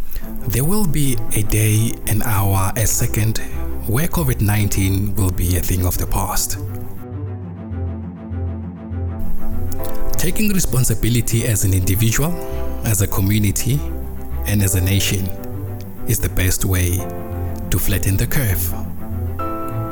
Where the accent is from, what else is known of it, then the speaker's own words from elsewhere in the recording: South Africa; being a South African